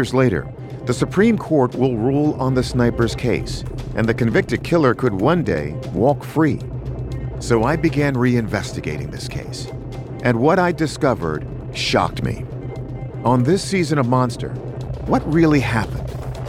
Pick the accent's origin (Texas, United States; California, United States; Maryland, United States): Maryland, United States; Baltimore; In the fall of 2002, I was a local news anchor in my hometown of Baltimore, Maryland.